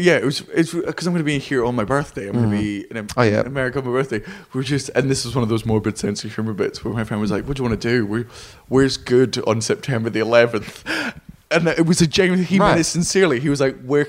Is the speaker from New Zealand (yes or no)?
no; Scotland, United Kingdom; I'm Scottish